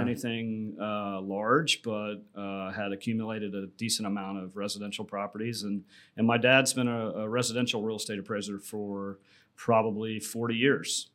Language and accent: English; Tampa, Florida, United States; I was born and raised here in Tampa, so came home to Tampa